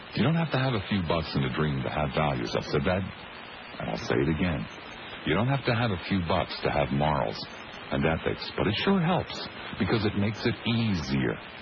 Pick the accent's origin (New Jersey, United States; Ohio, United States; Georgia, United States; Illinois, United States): New Jersey, United States; Collingswood; growing up in Collingswood, New Jersey